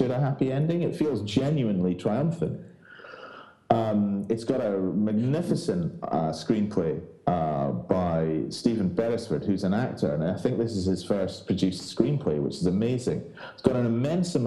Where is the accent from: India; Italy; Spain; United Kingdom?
United Kingdom; Scotland; And I grew up in Scotland